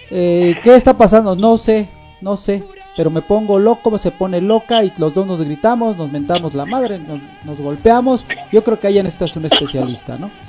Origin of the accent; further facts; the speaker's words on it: France; yo soy francés.